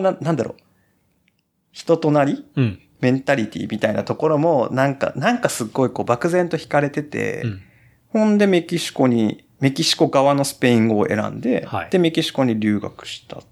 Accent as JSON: {"language": "Japanese", "region": "Kumamoto", "country": "Japan", "tie": "born or raised there", "moved": "yes", "lives_now": "Osaka, Japan", "said": "熊本で生まれてはい、 本当に硬い中で生まれて"}